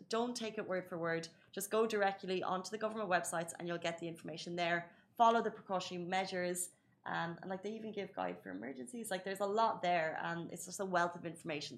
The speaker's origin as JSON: {"language": "English", "country": "Ireland", "tie": "born or raised there", "moved": "as an adult", "lives_now": "United Arab Emirates", "said": "I'm from Ireland. I grew up there"}